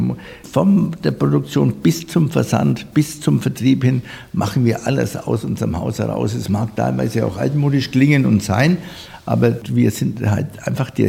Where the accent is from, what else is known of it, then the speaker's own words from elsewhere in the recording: Nuremberg, Bavaria, Germany; für mich als Nürnberger ähm, ja, auch eine Erfüllung.